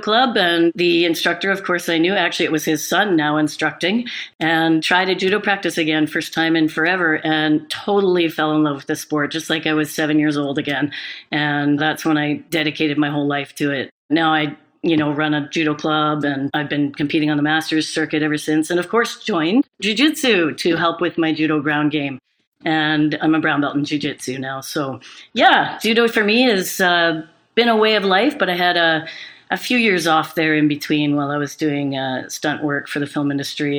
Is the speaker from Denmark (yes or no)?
no; Canada; a Canadian judoka